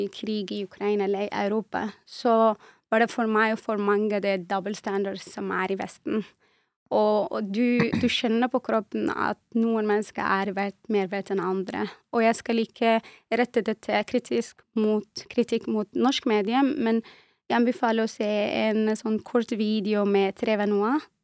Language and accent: Norwegian; refugee camp in southwest Algeria, Tindouf, Algeria; Norwegian is a second language; also born or lived in Western Sahara (family origin); now in Norway; jeg ble født og vokste opp i en flyktningleir i sørvest av Algerie.